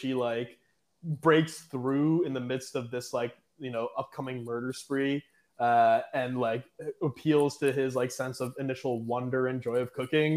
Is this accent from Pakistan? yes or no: yes; Pakistan; I'm Pakistani, South Asian